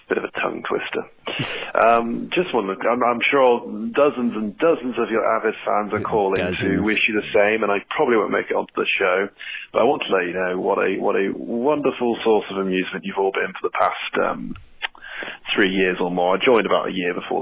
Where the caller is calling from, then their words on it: England, United Kingdom; I was just calling from England